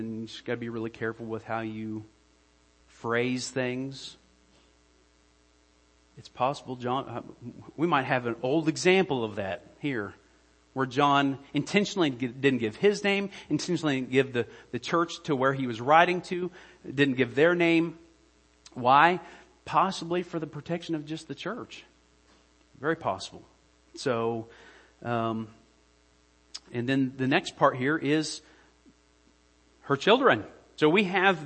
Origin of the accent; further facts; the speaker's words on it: United States; I'm an American